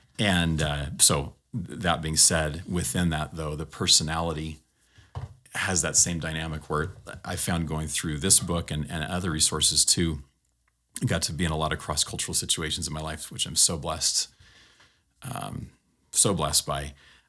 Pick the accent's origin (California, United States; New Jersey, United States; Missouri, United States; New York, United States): California, United States; I grew up in Southern California.